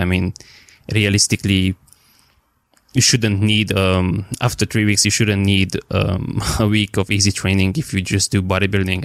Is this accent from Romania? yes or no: yes; Romania; I'm from Romania